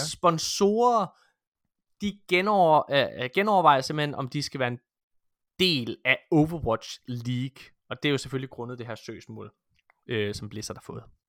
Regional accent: Denmark

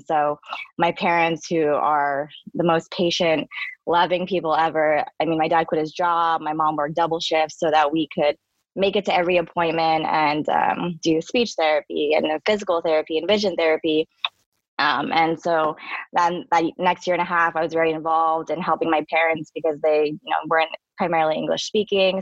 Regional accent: San Francisco, California, United States; I um, am born and raised in uh, San Francisco

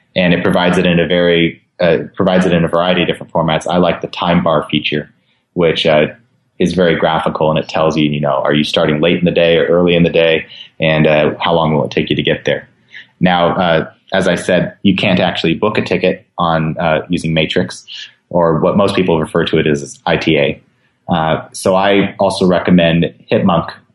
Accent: West Coast, United States; I've been to Hawaii many times growing up on the West Coast

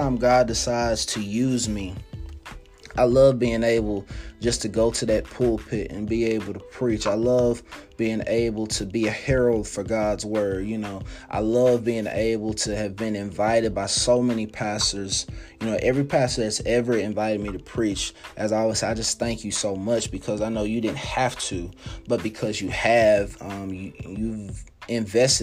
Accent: Oklahoma City, Oklahoma, United States; as a young kid growing up in Oklahoma City

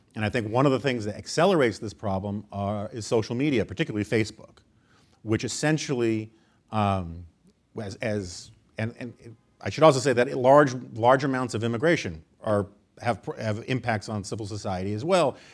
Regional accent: New York City, New York, United States; I grew up in New York City

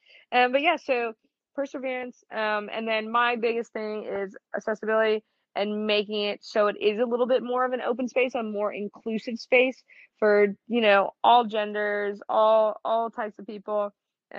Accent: Midwest, United States; So, I grew up in the Midwest. It's the beige diet through and through, like humble beginnings.

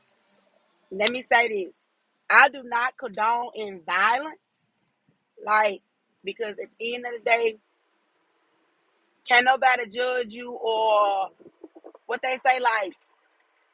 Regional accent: Memphis, Tennessee, United States; I'm from Memphis

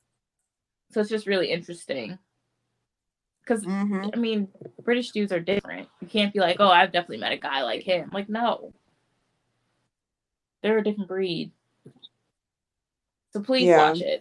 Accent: United States; we're American

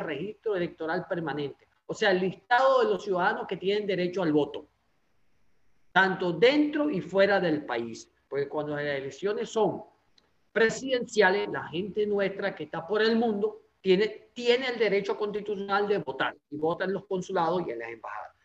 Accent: Anzoátegui, Venezuela; de la zona donde yo soy, del estado de Anzuategui

